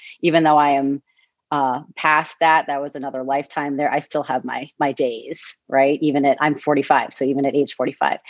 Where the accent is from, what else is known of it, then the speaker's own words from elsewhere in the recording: Newton, Massachusetts, United States; moved away as an adult; I was born and raised in Newton, Massachusetts